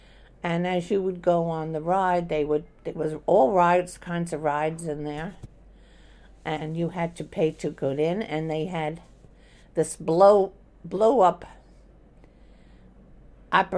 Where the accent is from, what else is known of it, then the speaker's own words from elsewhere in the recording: New York City, New York, United States; I was born in Brooklyn, New York, in Norwegian Hospital on 4th Avenue in Bay Ridge section